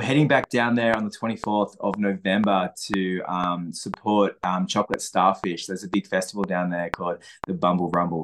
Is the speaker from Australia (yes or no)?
yes; Sussex Inlet, New South Wales, Australia; moved away; my hometown, Sussex Inlet